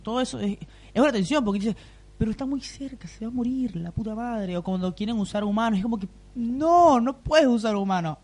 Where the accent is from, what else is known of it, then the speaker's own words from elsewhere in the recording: Venezuela; yo vengo de Venezuela.